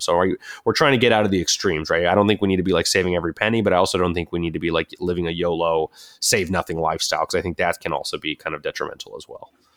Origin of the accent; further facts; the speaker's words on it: Southern California, United States; I grew up in Southern California